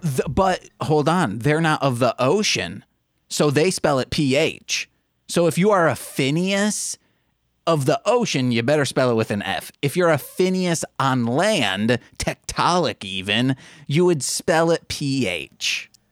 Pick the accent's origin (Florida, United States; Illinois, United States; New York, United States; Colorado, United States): Illinois, United States; Brookfield; now in Chicago, United States; It's a suburb of Chicago in the southern area.